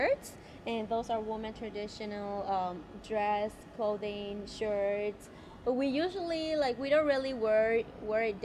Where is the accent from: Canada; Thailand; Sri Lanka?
Thailand; also born or lived in Dallas, Texas / Iowa; now in Milwaukee, United States; Originally, I was born in Thailand, refugee camp, and then I grew up there. We moved to American back in 2010.